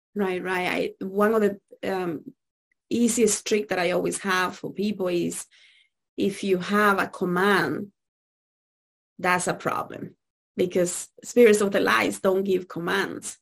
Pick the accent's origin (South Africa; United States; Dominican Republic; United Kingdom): Dominican Republic; I grew up in Dominican Republic